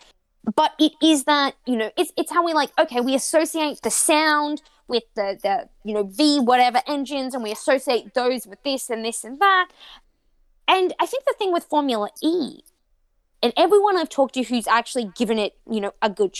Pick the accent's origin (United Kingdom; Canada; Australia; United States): Australia; I grew up on Australian ice hockey